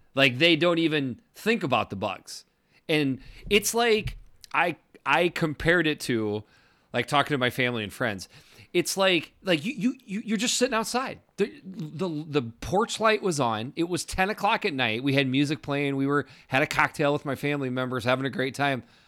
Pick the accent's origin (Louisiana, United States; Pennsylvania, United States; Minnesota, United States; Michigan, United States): Minnesota, United States; you're from Minnesota